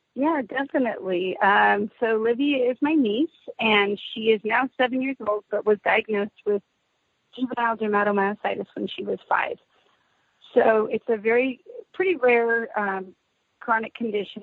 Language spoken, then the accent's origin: English; Southern California, United States; now in Fresno, United States; I'm originally from Southern California, but now reside in Fresno, California